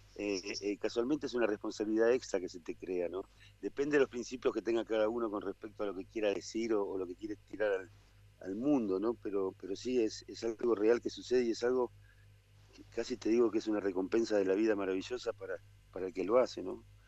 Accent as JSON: {"language": "Spanish", "region": "Buenos Aires", "country": "Argentina", "moved": "as an adult", "lives_now": "Nono, Argentina", "said": "soy, porteño y, y hace veintipico de años me vine a vivir a la sierra"}